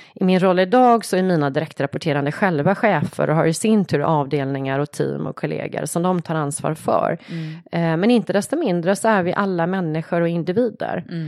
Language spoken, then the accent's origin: Swedish; Tvååker, Halland County, Sweden; jag är uppvuxen utanför Varberg, en liten, mm. liten ort, Tvååker heter det